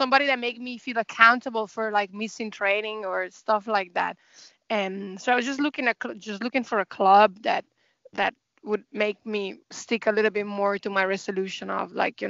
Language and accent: English; Italy; moved away as an adult; now in Dublin, Ireland; I'm originally from Italy, but I've been living in Ireland for like the past a little bit more than eight years.